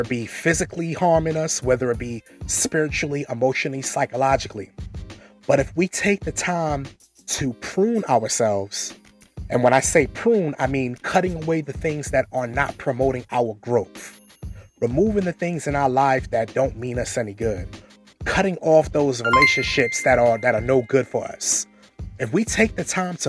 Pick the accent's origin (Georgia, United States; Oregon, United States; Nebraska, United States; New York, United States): New York, United States; New York City; moved away; I'm originally from Brooklyn, New York. I grew up in Marlboro Projects, Brooklyn, New York